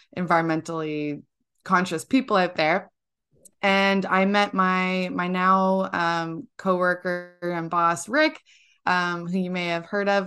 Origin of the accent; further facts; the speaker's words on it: Georgina, Ontario, Canada; I'm from, uh, a small town in Georgina, Ontario, up in Canada.